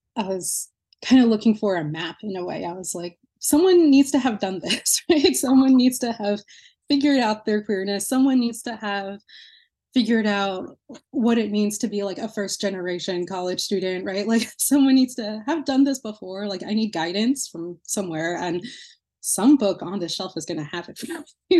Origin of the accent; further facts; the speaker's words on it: New Jersey, United States; now in Lowell, United States; my hometown in New Jersey